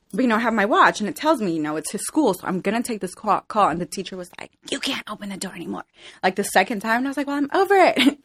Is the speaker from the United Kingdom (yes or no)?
no; Glendale, California, United States; also born or lived in El Salvador; I grew up in Glendale, California